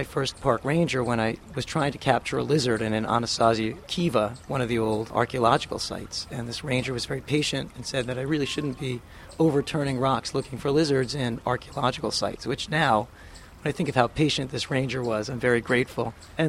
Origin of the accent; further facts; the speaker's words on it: New York City, New York, United States; I did grow up in Canarsie, which is a part of Brooklyn, which at the time when I was growing up in the late 60s and early 70s, still had a lot of vacant land, old marshlands.